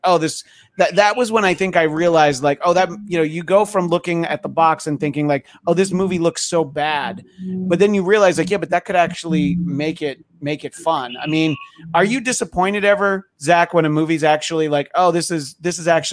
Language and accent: English; United States; I grew up in the New York area